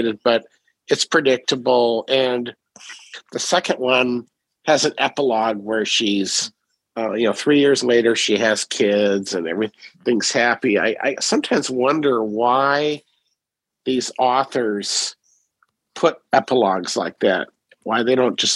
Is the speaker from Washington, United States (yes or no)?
yes; Washington, United States; I grew up in Washington State.